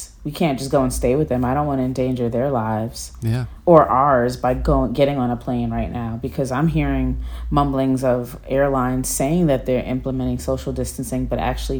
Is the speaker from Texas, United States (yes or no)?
no; New Rochelle, New York, United States; also born or lived in Bronx, New York / Brooklyn, New York / London; I grew up in New York. So I was born in the Bronx. I lived there until I was about seven, and then raised in New Rochelle. Then my adult life was spent in Brooklyn